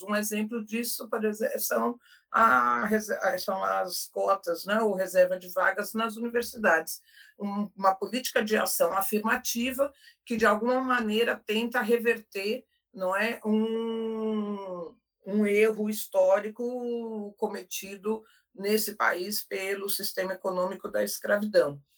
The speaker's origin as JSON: {"language": "Portuguese", "region": "São Paulo", "country": "Brazil", "said": "eu sou como paulistana"}